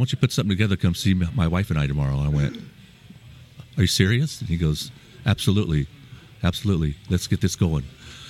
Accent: Bay Area, California, United States; also born or lived in Oklahoma; I was born in Oklahoma and left there when I was 2 and then moved. I grew up in the Bay Area, California. Graduated from Concord High

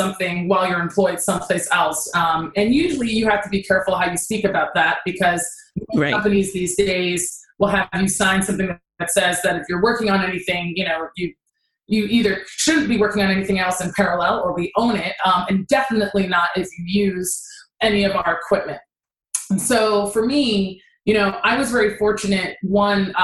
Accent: Nigeria; I'm Nigerian, so I could never just bop out of school

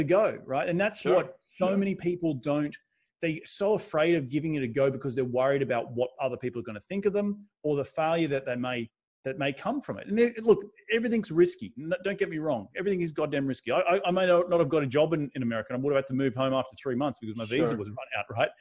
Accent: Australia; moved away as an adult; also born or lived in New York City, United States; now in United States; I've come from a country in Australia where it had just coincidentally the biggest meetup, which only had 50 people, was in my hometown

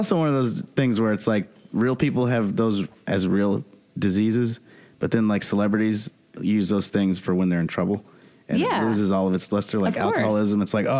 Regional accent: Chicago, Illinois, United States; born or raised there; now in New York, United States

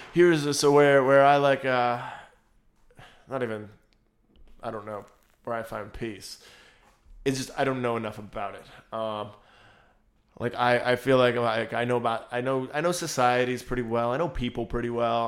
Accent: United States; We're American

